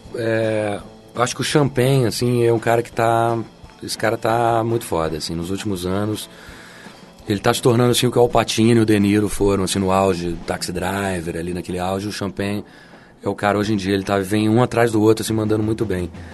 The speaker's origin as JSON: {"language": "Portuguese", "region": "São Paulo", "country": "Brazil", "tie": "born or raised there", "also_born_or_lived": "Passos, Minas Gerais", "moved": "yes", "lives_now": "Rio de Janeiro, Brazil", "said": "eu nasci em Minas, mas eu fui criado em São Paulo"}